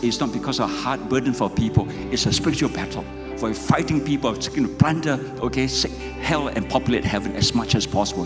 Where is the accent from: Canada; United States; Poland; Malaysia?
Malaysia; I'm a pastor from Malaysia